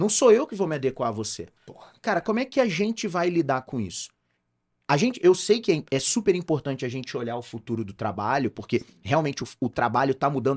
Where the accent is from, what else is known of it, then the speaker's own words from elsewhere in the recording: Rio de Janeiro, Brazil; now in Campinas, Brazil; eu sou carioca